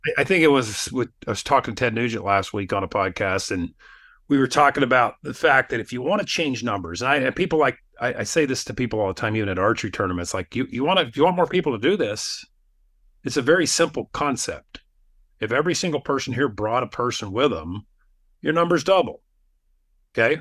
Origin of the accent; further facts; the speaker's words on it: Wyoming, United States; moved away as an adult; also born or lived in Alaska; now in Utah, United States; I grew up in Wyoming